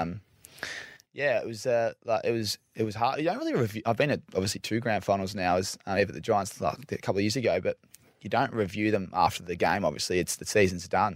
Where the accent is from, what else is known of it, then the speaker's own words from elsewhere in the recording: Victoria, Australia; I'm from Victoria.